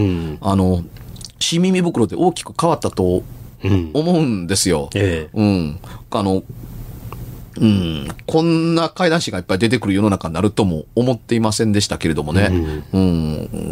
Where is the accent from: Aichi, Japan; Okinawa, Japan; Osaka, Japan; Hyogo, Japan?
Hyogo, Japan; Amagasaki; 尼崎で育ちました